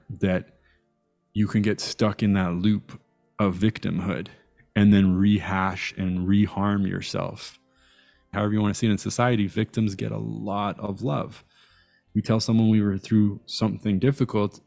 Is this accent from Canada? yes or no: yes; Toronto, Ontario, Canada; also born or lived in Iran / Italy / Montreal; I grew up in a borough called North York